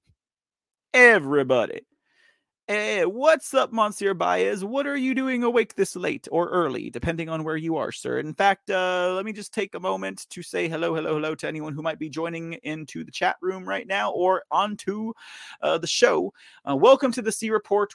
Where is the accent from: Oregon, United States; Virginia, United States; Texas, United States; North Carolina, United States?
Texas, United States; I'm from Texas